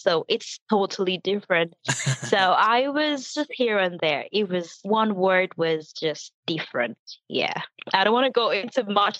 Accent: eastern Nigeria, Nigeria; moved away as an adult; now in Jinan, China; I'm from the eastern part of Nigeria.

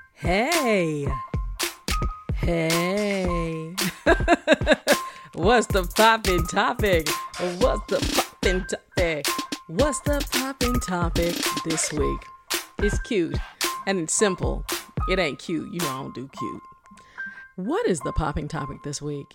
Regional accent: South Florida, United States; I'm from South Florida

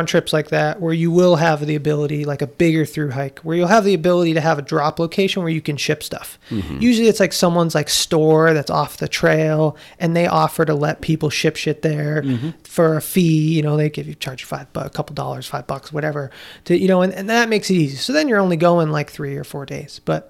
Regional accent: East Coast, United States; And you know, where I grew up on the East Coast.

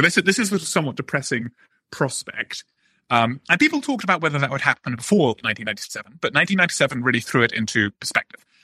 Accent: Oxford, South East England, United Kingdom; moved away as an adult; now in United States; I just was always a somewhat bookish boy growing up in Oxford.

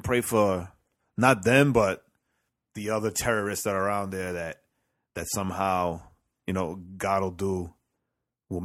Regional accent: New York City, New York, United States; as a New Yorker

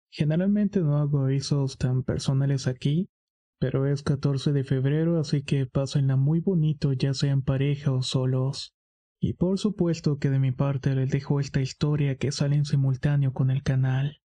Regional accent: Tlaxcala, Mexico; born there; Yo nací en un pueblo cerca de Tlaxcala y desde ahí se marcó mi destino. Mis padres fueron como cualquiera del pueblo.

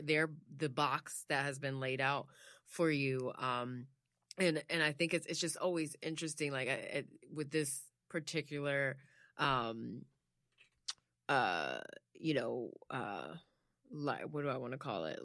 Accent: United States; I'm American, like, I'm just American.

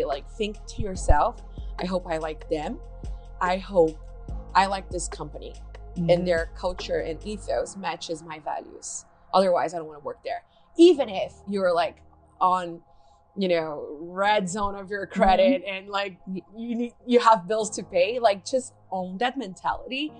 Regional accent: Brazil; English is a second language; moved away as an adult; now in United States; when I moved here, I'm from Brazil, like I moved here like 4 years ago

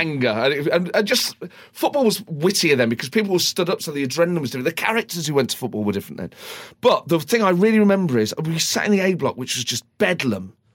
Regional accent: Nottingham, East Midlands, United Kingdom; growing up in Nottingham at that time

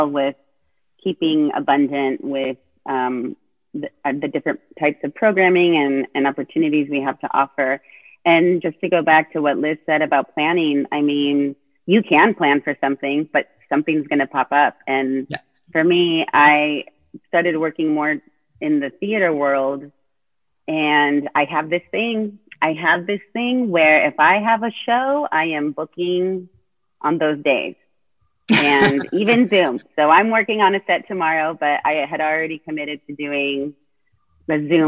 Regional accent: Placentia, California, United States; moved away as an adult; also born or lived in New York City; now in Austin, United States; I was born and raised in Orange County, California, in a little town called Placentia

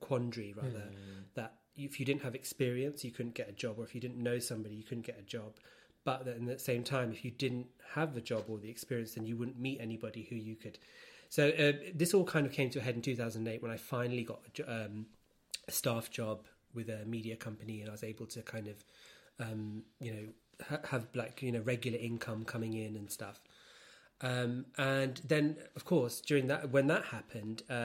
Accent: London, United Kingdom; I was born in London and born in central London, and I live with my parents, and I still

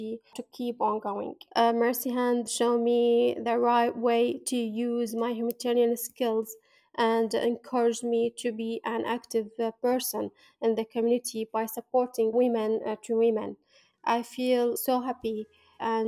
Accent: Baghdad, Baghdad Governorate, Iraq; I'm from Iraq, Baghdad

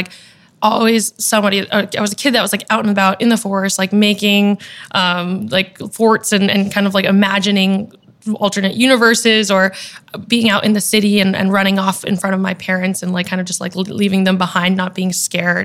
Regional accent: Boston, Massachusetts, United States; now in New York City, United States; I am a Vietnamese American. I'm from Boston originally, and now I'm based out of New York City

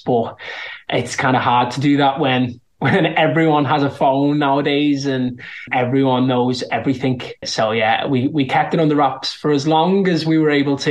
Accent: Liverpool, North West England, United Kingdom; accent: Scouse; I'm from Liverpool and I'm a Scouser

